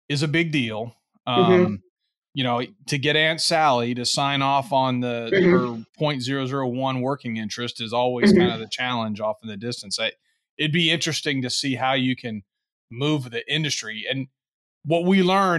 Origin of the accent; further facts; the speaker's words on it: Richmond, Texas, United States; I'm from Richmond, Texas